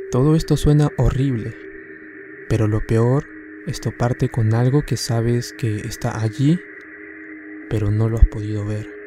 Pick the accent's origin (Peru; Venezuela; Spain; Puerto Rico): Peru; Tarma, Junín; now in Lima, Peru; Yo vengo de Tarma. Vine a la capital en noviembre del año pasado junto a mis padres y mi hermano para poder mejorar nuestra situación, ya que Lima tiene más oportunidades.